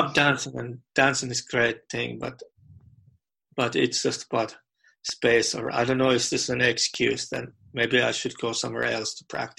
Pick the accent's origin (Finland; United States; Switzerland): Finland; Lapland; English is a second language; my home country, that it's a great, beautiful country, and I tell more about about Lapland, which is in North Finland